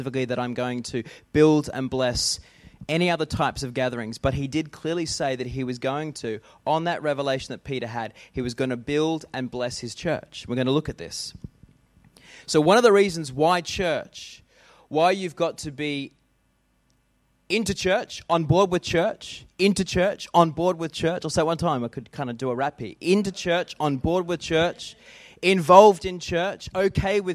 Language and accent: English; Australia; we act as Australians